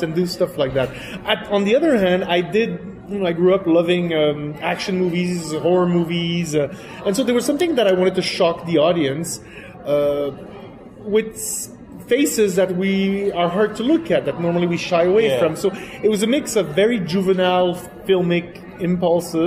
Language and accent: English; Quebec, Canada; first language French; English is a second language; also born or lived in France; Because I'm originally French from France. I grew up in Quebec, which is French-Canadian